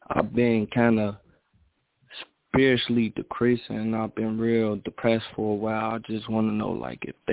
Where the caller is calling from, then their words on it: Minnesota, United States; I'm in Minnesota right now.